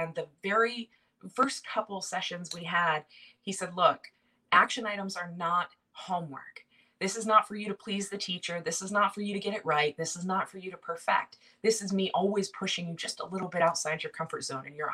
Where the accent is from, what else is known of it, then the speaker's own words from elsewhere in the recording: Silicon Valley, Bay Area, California, United States; moved away as an adult; also born or lived in upstate New York; now in New York, United States; I'm from Silicon Valley in the Bay Area, just south of San Francisco